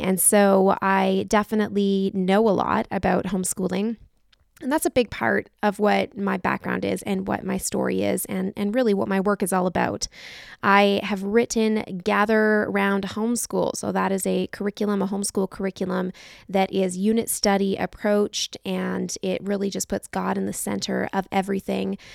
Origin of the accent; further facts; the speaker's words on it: Canada; We're from Canada